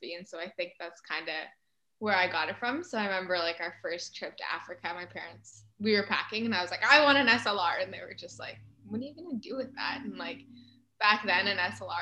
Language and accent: English; Canada; we're from Canada